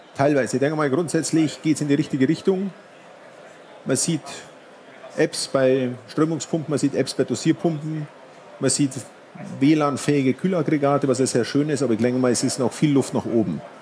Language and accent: German; Munich, Bavaria, Germany; ich komme aus München